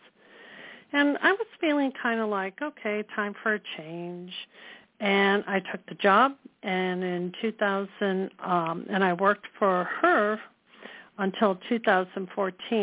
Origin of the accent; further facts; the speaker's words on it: Chicago, Illinois, United States; moved away as an adult; now in Los Angeles, United States; I come from the Midwest. I was born in Chicago, and I attended my local junior college there